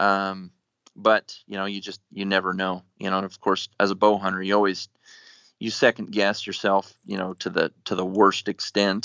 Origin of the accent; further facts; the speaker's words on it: Nebraska, United States; moved away as an adult; now in Colorado, United States; I grew up in Nebraska, so whitetail was really, you know, I guess the extent of what I hunted up until I moved to Colorado, um, after college